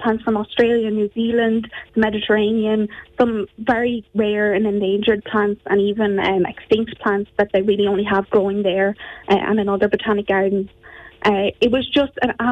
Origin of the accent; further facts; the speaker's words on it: Ferns, Leinster, Ireland; I'm from Ferns, went to SBJ. My dad had an orchard outside Ferns there